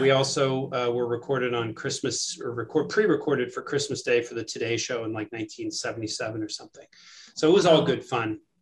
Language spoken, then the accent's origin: English; New York City, New York, United States; moved away as an adult; now in Madison, United States; I grew up in New York City, uh, ah. uh, right in the heart of Manhattan